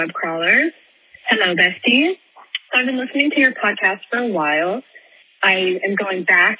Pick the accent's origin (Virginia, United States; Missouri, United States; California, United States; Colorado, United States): Virginia, United States; Virginia Beach; moved away as an adult; now in Staunton, United States; I live in Augusta County now. So I'm from Virginia Beach, but now I live in Stanton, Virginia, for college.